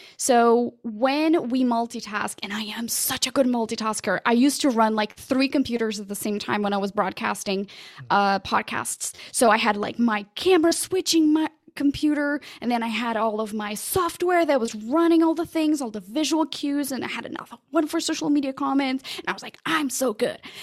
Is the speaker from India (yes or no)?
no; Portugal; first language Portuguese; English is a second language; moved away as an adult; also born or lived in London, United Kingdom; now in United States; I'm originally from Portugal.